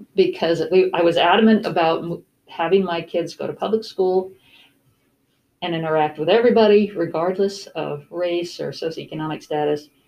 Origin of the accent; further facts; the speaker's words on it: California, United States; also born or lived in Texas / Pennsylvania / San Diego; now in Macon, United States; I grew up in California and then spent time in Texas and Pennsylvania.